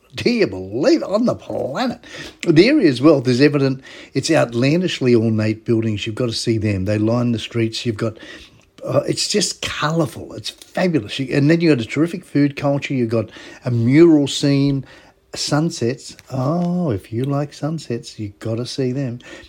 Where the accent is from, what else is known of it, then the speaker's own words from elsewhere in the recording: Sydney, New South Wales, Australia; I'm from Sydney